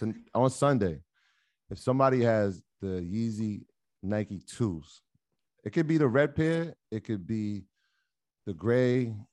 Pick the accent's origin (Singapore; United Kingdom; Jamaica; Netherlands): Jamaica; I didn't have any Ewings being Jamaican.